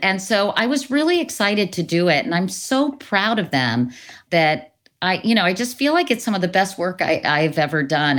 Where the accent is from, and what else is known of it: Northern Virginia, United States; born or raised there; moved away